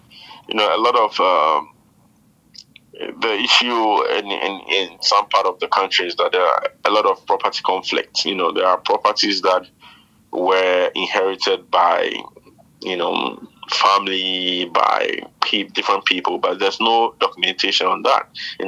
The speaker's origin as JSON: {"language": "English", "town": "Jamestown", "region": "Greater Accra", "country": "Ghana", "lives_now": "Labadi, Ghana", "said": "the people of Labadi realized that we are not from Labadi. We are migrants from Jamestown, you know. In between the same city, migration becomes a demerit."}